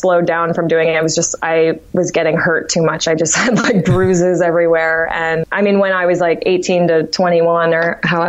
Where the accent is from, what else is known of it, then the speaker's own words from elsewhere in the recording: Martha's Vineyard, Massachusetts, United States; moved away as an adult; also born or lived in Amherst, Massachusetts; I'm originally from Martha's Vineyard, Massachusetts, small island.